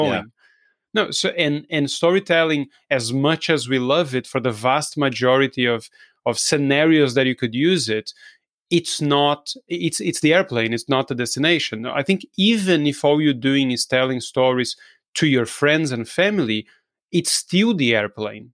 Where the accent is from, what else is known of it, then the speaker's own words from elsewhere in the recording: Brazil; English is a second language; I'm, I'm from Brazil. I don't sound like an English person or an American person.